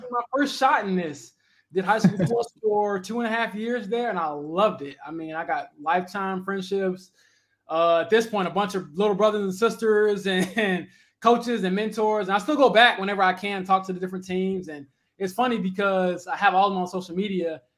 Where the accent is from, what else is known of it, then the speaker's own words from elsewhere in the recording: Romeoville, Illinois, United States; moved away as an adult; also born or lived in Northwest Indiana; now in Indianapolis, United States; I'm from Romeoville, Illinois